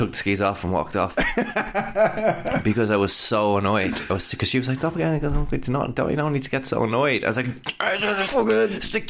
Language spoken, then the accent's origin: English; Ireland; as an Irish person